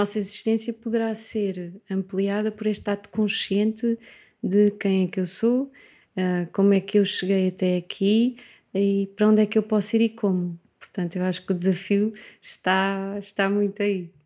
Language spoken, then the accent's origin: Portuguese; Setúbal, Portugal; also born or lived in Évora; como sou de Setúbal, voltei